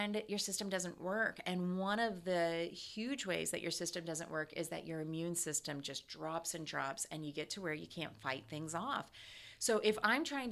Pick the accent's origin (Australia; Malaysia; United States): United States; Ohio; now in Atlanta, United States